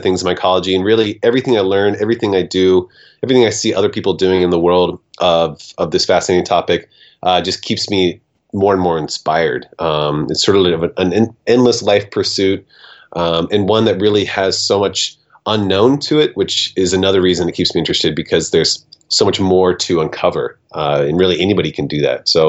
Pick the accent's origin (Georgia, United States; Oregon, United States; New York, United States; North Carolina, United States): Oregon, United States; Portland; I am in my hometown of Portland, Oregon